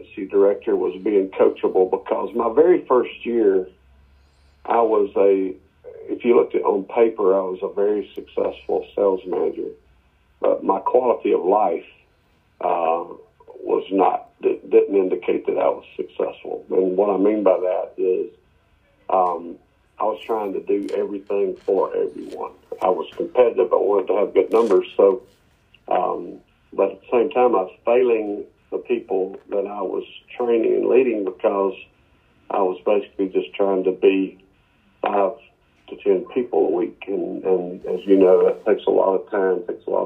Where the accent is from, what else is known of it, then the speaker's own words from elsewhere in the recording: Muscle Shoals, Alabama, United States; So I grew up in Muscle Shoals, Florence, Quad Cities of North Alabama